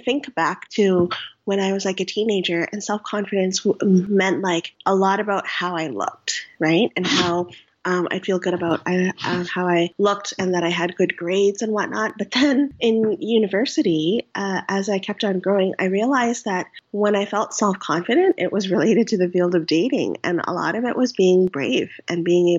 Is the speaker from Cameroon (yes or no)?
no; Canada; I'm Vietnamese Canadian. I'm first generation.